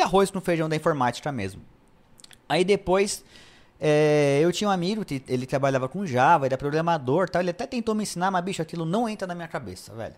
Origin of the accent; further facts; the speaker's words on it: São Paulo, Brazil; also born or lived in Taboão da Serra; eu nasci em Interlagos